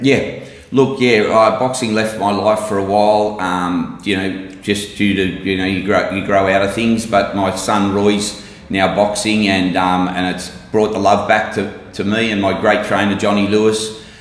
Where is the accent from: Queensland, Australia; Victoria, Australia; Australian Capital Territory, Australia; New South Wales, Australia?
New South Wales, Australia; Sydney; I'm from Maroubra, uh, literally a stone's throw from the gym. I grew up in housing mission down there, and uh, and I'm born and bred Maroubra, and I never left